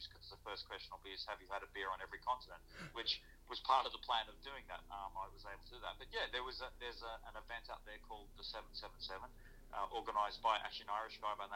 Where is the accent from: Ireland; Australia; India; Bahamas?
Australia; moved away as an adult; now in London, United Kingdom; growing up in Australia, you could step onto a tennis court anywhere and play